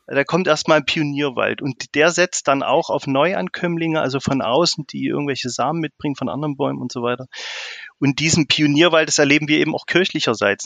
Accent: Thuringia, Germany; also born or lived in Greifswald / Munich / South Africa; Also ich komme eigentlich aus Thüringen und bin auch hier sozialisiert.

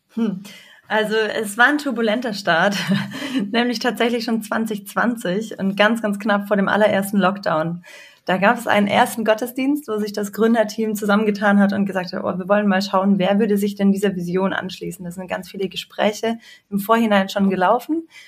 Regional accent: Swabia, Baden-Württemberg, Germany; moved away as an adult; also born or lived in Munich; now in Marburg, Germany; bin eigentlich ein äh, Kind des Südens und im Schwabenland aufgewachsen

